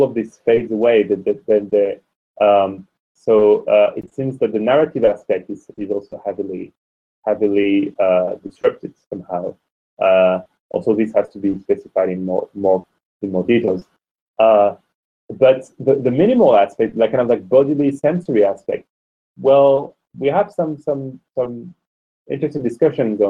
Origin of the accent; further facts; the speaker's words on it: France; moved away; also born or lived in Oxford; I'm a man from France who lived in Oxford